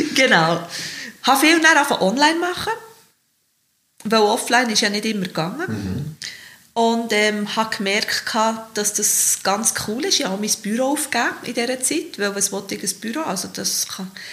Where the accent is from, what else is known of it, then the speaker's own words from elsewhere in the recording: Bern, Switzerland; ich bin Geboren mit der Stadt Bern, bin aufgewachsen im Spittwacher, Victoria, also wirklich mit der Stadt Bern, als Kind auf dem Trottwar gespielt